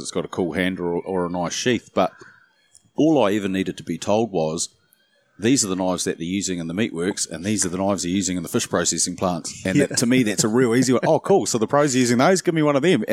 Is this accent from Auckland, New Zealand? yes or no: yes; Auckland, New Zealand; also born or lived in Wellington / Taranaki; I was born in Wellington and, yeah, grew up in Auckland